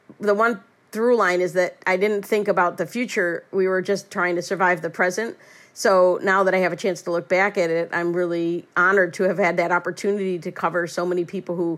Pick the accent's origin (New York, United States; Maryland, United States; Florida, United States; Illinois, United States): Illinois, United States; Chicago; also born or lived in Iowa; So I'm from Chicago, but I went away 4 years to Drake University in Iowa. So I came back in May of 1984